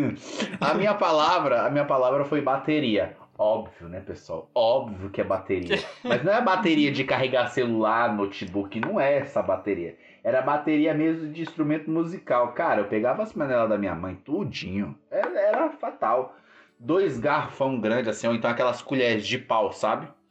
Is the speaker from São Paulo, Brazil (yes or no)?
yes; São Paulo, Brazil; eu sou da região do Grajaú